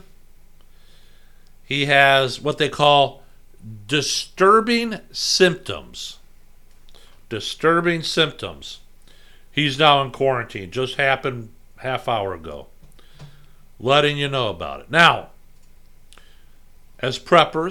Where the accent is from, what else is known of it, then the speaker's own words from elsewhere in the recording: United States; I was born in America